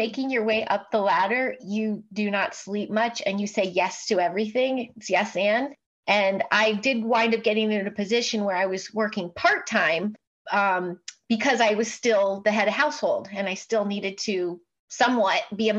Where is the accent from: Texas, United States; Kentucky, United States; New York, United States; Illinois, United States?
Illinois, United States; Chicago; Mostly Chicago. Yeah. Okay. I started in the industry in Chicago.